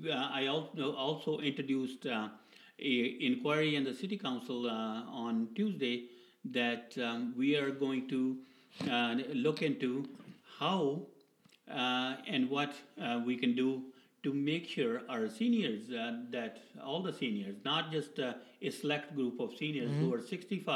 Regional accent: Edmonton, Alberta, Canada; I'm from Edmonton.

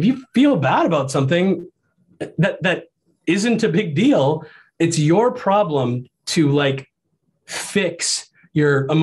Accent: Ohio, United States; also born or lived in Iowa; I grew up in Ohio, about 500 miles away from my dad

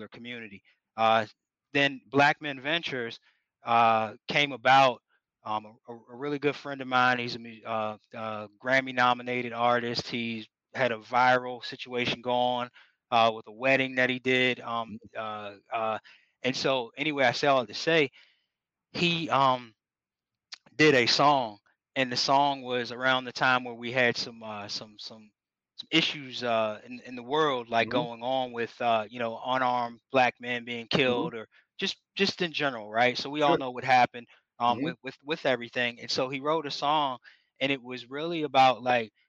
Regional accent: United States; That's my hometown. I'm from a small town called Greene County

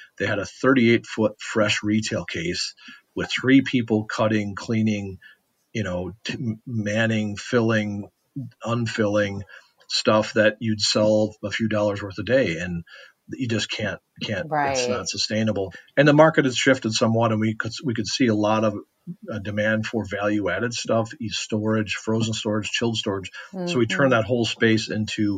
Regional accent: Westby, Wisconsin, United States; I'm from Westby

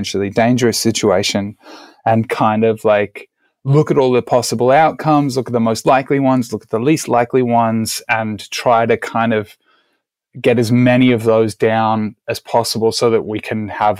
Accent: Australia; moved away as an adult; now in California, United States; I'm originally Australian, as I'm sure you all can hear

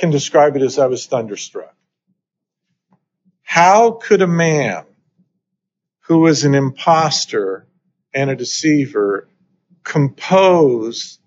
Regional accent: Idaho, United States; moved away as an adult; also born or lived in New Hampshire; I grew up in Idaho

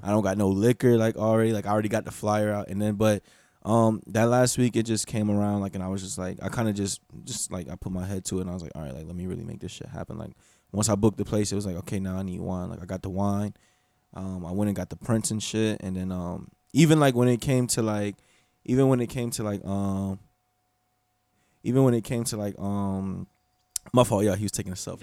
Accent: Gainesville, Florida, United States; also born or lived in Bartow, Florida / Kissimmee, Florida; I grew up in Gainesville

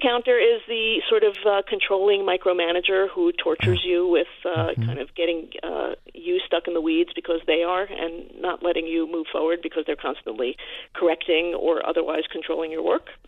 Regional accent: New York City, New York, United States; I am a New Yorker

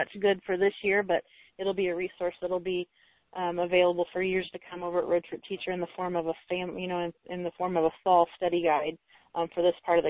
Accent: Indiana, Illinois area, Midwest, United States; moved away; we're from Indiana, Illinois area originally

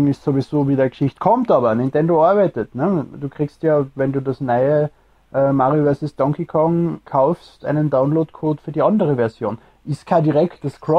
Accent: Austria; Ich bin Österreicher.

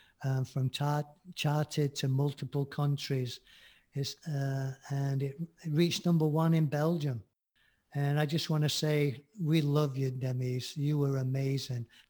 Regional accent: Manchester, North West England, United Kingdom; moved away; back in Manchester when I lived there as a teen

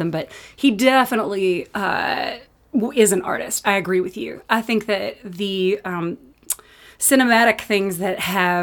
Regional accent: Lexington, Kentucky, United States; now in Los Angeles, United States; We're from Lexington

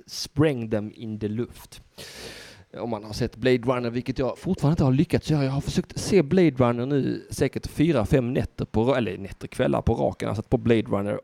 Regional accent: Södra Sandby, Skåne, Sweden; jag är från södra Sandby

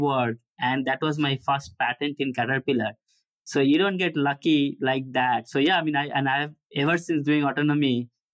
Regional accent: Kolkata, West Bengal, India; moved away as an adult; also born or lived in Ohio; now in United States; I was born in Calcutta

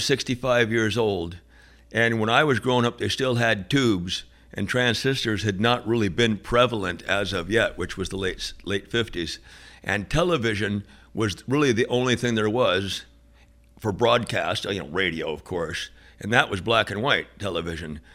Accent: San Francisco Bay Area, north of Berkeley, California, United States; growing up in the San Francisco Bay Area, a little bit north of Berkeley

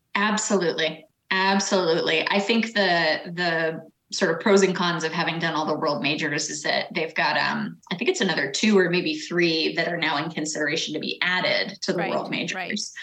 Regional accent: Boston, Massachusetts, United States; I'm born and raised in Boston

